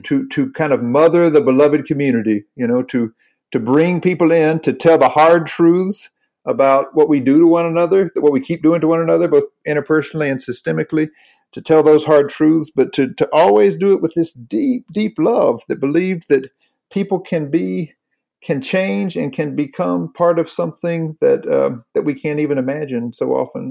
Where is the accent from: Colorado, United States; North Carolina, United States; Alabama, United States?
North Carolina, United States; I grew up in the Southern Baptist Church in North Carolina